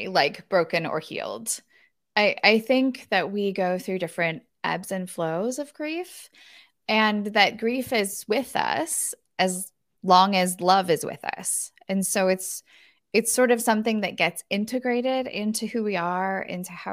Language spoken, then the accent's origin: English; Northern California, United States; my hometown of Northern California